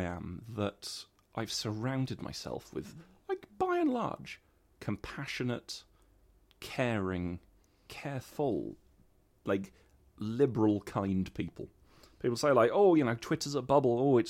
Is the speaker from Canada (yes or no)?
no; Midlands, United Kingdom; I grew up in a small former mining village